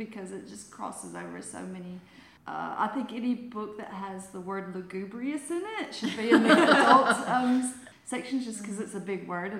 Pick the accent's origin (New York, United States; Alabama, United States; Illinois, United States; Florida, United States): Alabama, United States; accent: Alabama; now in Australia; my Alabama accent